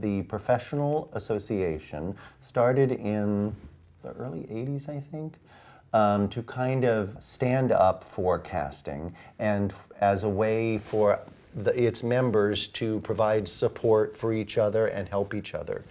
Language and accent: English; Ohio, United States; moved away as an adult; also born or lived in London; I'm, uh, from the Midwest. I grew up in Ohio.